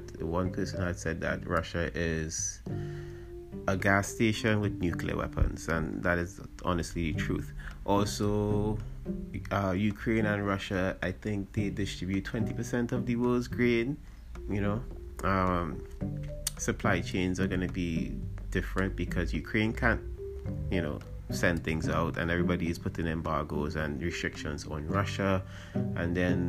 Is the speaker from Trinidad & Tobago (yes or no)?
yes; Trinidad & Tobago; we do a lot as Trinidadian people